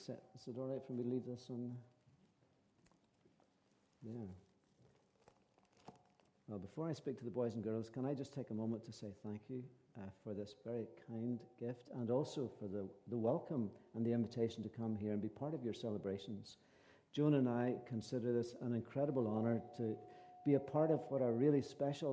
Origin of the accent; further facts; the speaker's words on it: County Antrim or County Fermanagh, Northern Ireland, United Kingdom; we are from County Antrim and County Fermanagh, my wife